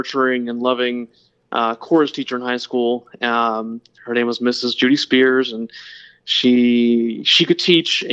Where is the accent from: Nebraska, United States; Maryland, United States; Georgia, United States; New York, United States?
Georgia, United States; Lawrenceville; Oh, I grew up in a very small town called Lawrenceville, Georgia.